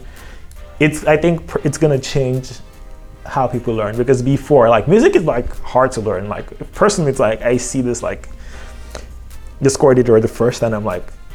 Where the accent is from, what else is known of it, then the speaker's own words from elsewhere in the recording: Lagos, Nigeria; I'm from Nigeria